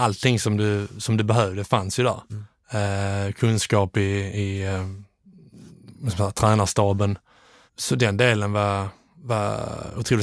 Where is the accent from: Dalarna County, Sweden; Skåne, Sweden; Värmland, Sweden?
Skåne, Sweden; Landskrona; moved away as an adult; also born or lived in Netherlands / England; Jag är, eh, är från Landskrona från mm. början